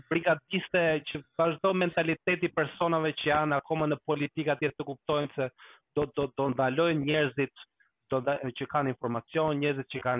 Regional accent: Albania; now in Stockholm, Sweden; jam suedes kur shkoj në Shqipëri dhe jam shqiptar kur vin po. në Suedi.

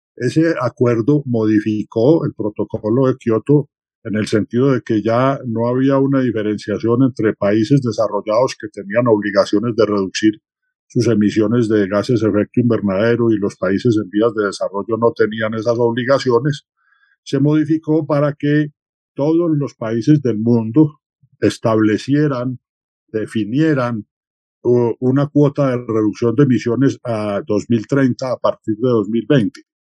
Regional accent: Manizales, Caldas, Colombia; yo nací en Manizales

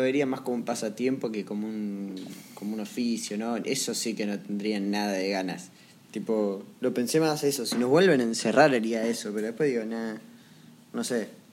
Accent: Argentina

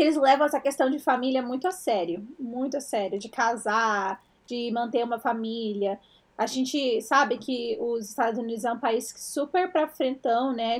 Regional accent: Brazil; moved away as an adult; now in United States; a gente cresceu no Brasil

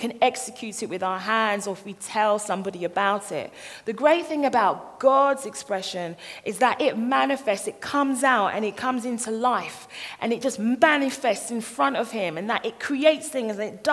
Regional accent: London, United Kingdom; I'm from this little place in Croydon. It's called Thornton Heath

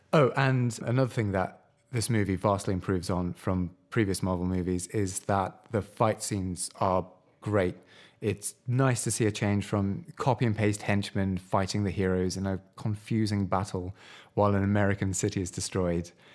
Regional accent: United Kingdom; as white British people

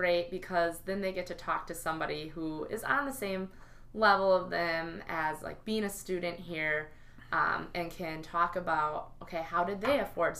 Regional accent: United States; because I'm American Muslim, what am I going to do about this?

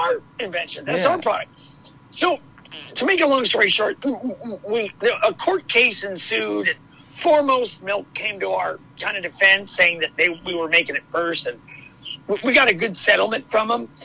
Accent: Los Angeles, California, United States; I was born and raised in Hollywood, California

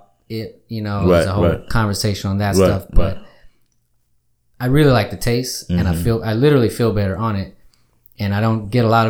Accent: Austin, Texas, United States; when I moved back to Texas, because I grew up here in South Austin. I actually grew up kind of near First and William Cannon.

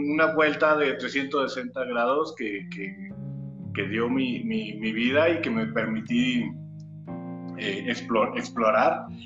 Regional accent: Torreón, Coahuila, Mexico; also born or lived in Mexico City; nací en la Ciudad de México, pero a los meses me llevaron a, Torreón, a la comarca lagunera. Eh, y pues sí, ahí nací, eh, ahí me formé, ahí eh, soy, nunca digo que soy de, la capital, siempre digo que soy de, Torreón, que soy lagunero

